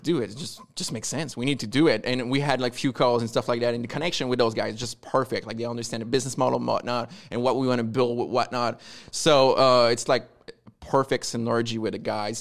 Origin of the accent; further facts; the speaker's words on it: Quebec, Canada; accent: French Canadian; I'm from Quebec. That, that's the accent, like French Canadian